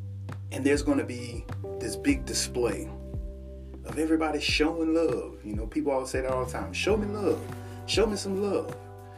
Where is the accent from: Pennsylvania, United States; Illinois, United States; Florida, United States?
Florida, United States; Sanford; I'm from Sanford